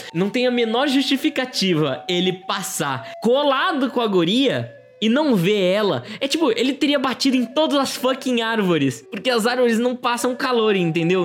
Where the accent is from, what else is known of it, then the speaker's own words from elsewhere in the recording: Brazil; Como brasileiro, apesar de português e 100% do sangue de português, como brasileiro, eu, eu, sou